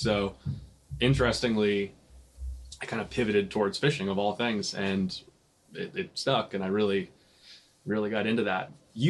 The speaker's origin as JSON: {"language": "English", "town": "Vienna", "region": "Virginia", "country": "United States", "tie": "born or raised there", "also_born_or_lived": "Connecticut", "said": "So I was actually born in Connecticut. I only lived there for the first 2 years of my life. I have no memory of it whatsoever. I've lived in the, like, sort of Vienna Tysons area since 1998."}